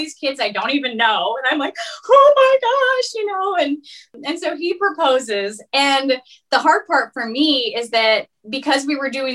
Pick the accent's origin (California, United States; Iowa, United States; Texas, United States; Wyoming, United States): Iowa, United States; West Des Moines; I'm originally from West Des Moines.